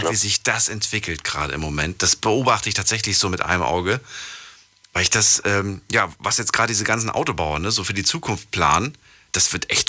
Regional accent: Stuttgart, Baden-Württemberg, Germany; Ich komme aus Stuttgart.

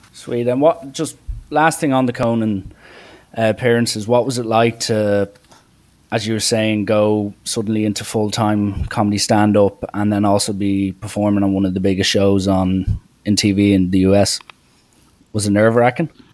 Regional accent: Ireland; I'm Irish.

